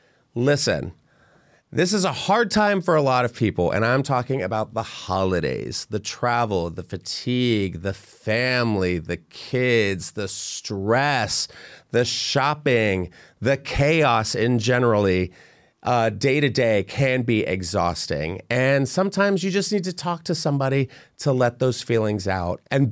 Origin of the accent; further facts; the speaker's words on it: Pennsylvania, United States; I'm from Pennsylvania.